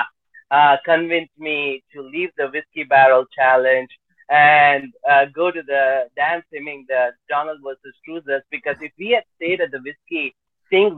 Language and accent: English; Detroit, Michigan, United States; we are from Detroit